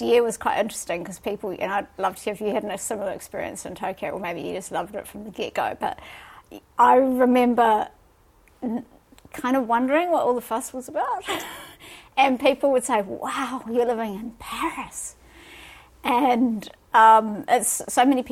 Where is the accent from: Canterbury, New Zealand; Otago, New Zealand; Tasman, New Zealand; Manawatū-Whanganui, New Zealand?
Otago, New Zealand; Dunedin; also born or lived in Gisborne / Auckland / Peru; now in Wellington, New Zealand; So I was born in Dunedin and lived in Gisborne and Auckland briefly